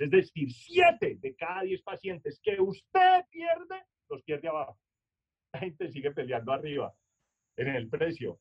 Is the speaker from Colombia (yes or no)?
yes; Manizales, Caldas, Colombia; yo soy de Manizales, mi mamá es salamina, entonces ya se imaginarán el acento